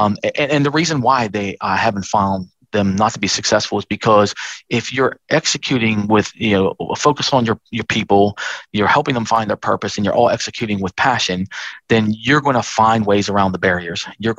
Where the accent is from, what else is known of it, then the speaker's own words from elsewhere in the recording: Australia; but our future here as a country and as an Australian.